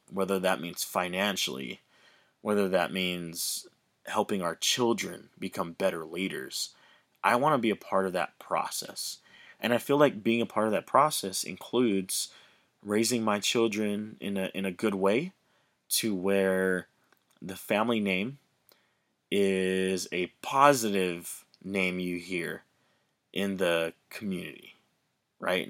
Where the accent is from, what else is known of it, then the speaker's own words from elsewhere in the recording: Hawaii, United States; I grew up in Hawaii, the beautiful islands of Hawaii.